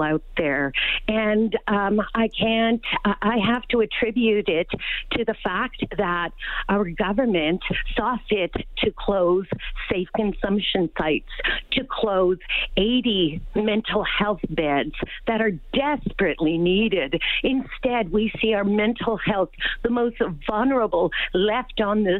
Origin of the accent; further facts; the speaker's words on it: Canada; now in Edmonton, Canada; I'm a visitor as well on Treaty 6. I'm from Treaty 8 territory